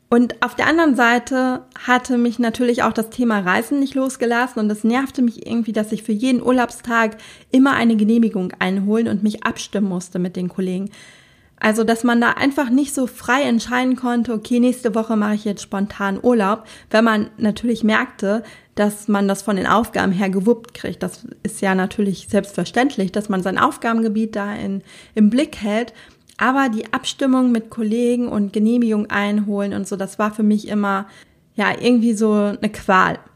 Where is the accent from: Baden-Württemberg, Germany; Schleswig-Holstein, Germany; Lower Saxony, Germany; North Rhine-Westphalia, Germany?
North Rhine-Westphalia, Germany; Sauerland; moved away as an adult; also born or lived in Berlin; Ich komme ja ursprünglich auch aus dem Sauerland